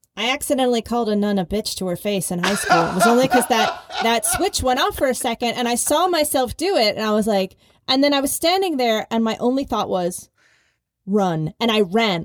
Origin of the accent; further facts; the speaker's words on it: Philadelphia, Pennsylvania, United States; I grew up in Philadelphia